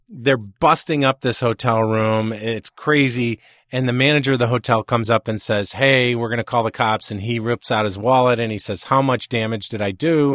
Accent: Chicago, Illinois, United States; I'm from Chicago

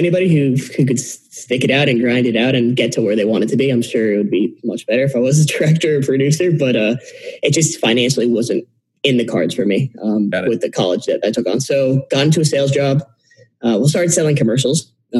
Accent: Connecticut, United States; moved away as an adult; now in Miami, United States; I'm hailing from Miami. I'm a small farm town boy from Connecticut, though. We moved to Miami 3 years ago to start our invention

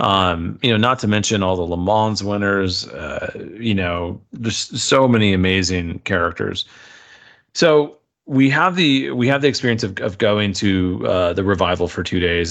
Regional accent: United States; as an American

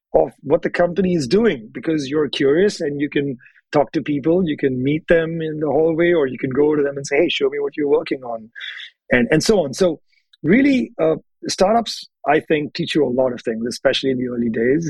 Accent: Hyderabad, Telangana, India; moved away as an adult; now in United States; we grew up in the same city of Hyderabad in India

